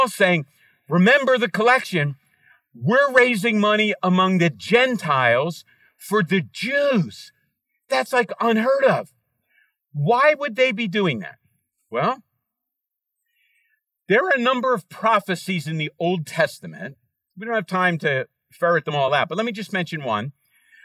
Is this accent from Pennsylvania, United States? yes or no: yes; Philadelphia, Pennsylvania, United States; Kim and I grew up in Center City in a town called Fishtown